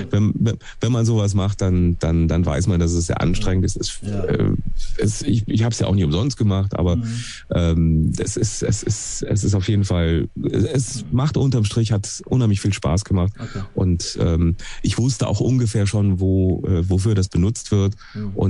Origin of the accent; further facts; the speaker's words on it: Duisburg, North Rhine-Westphalia, Germany; Ich bin zwar aus dem Ruhrpott, ja.